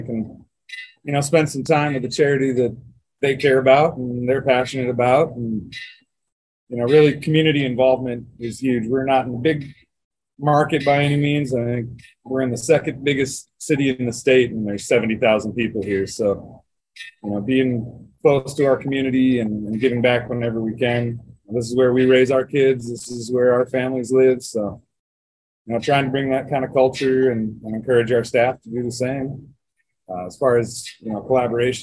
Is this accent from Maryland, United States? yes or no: no; Le Mars, Iowa, United States; now in Rapid City, United States; I grew up, born and raised in Lamar's, Iowa. It's north of Sioux City, about 20 miles